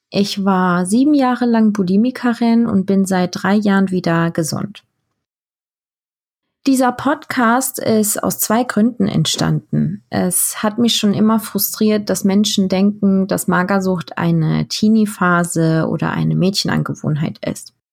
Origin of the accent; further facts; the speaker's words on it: Heidelberg, Baden-Württemberg, Germany; born there; also born or lived in Turkey; Ich bin in Heidelberg geboren und habe zwischendurch immer wieder mal in der Türkei gelebt.